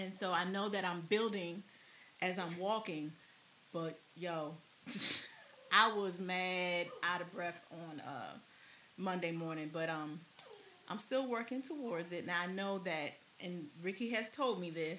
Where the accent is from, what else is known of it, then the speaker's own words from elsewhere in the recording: Maryland, United States; I'm from Maryland. So I know what Maryland crab tastes.